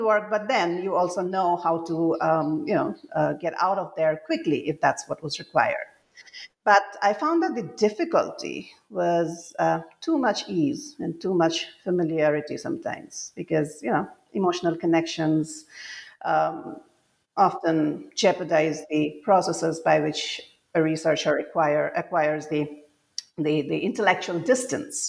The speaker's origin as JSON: {"language": "English", "region": "Assam", "country": "India", "tie": "born or raised there", "moved": "as an adult", "said": "when I was growing up in Assam, and I grew up here during the conflict years, and then I spent most of my adult life away from home"}